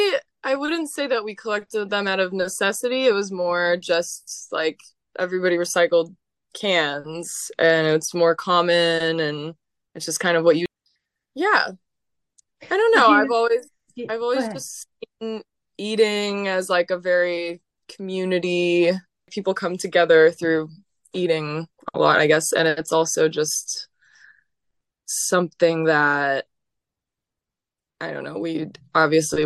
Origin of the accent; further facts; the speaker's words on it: San Diego, California, United States; moved away as an adult; also born or lived in San Francisco; now in New Orleans, United States; I grew up in San Diego, California.